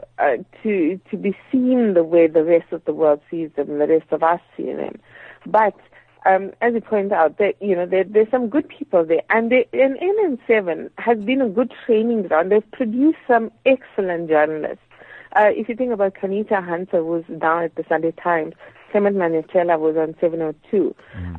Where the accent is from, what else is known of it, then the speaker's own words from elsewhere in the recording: South Africa; you as a South African citizen